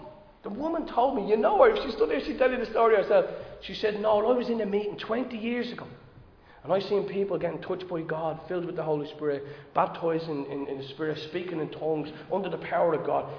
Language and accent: English; Dublin, Leinster, Ireland; I'm from Dolphins Barn.